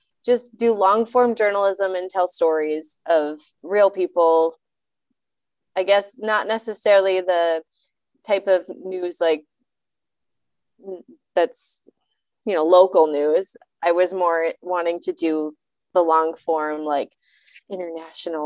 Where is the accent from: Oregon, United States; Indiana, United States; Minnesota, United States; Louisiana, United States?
Minnesota, United States; Hermantown; I am local to the Duluth area, but I grew up in Hermantown and Friedenburg